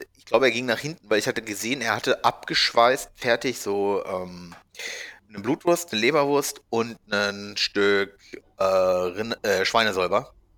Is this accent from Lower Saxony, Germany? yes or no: yes; Hanover, Lower Saxony, Germany; moved away; Bei uns in Hannover